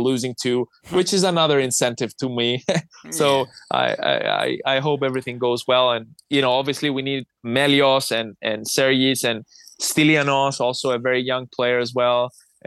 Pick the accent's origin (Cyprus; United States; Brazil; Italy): Cyprus; I'm from Cyprus.